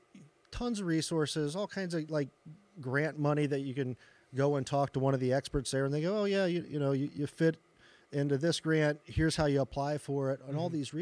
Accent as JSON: {"language": "English", "region": "Western Pennsylvania", "country": "United States", "tie": "born or raised there", "moved": "as an adult", "lives_now": "Carbondale, United States", "said": "where I grew up in Western Pennsylvania"}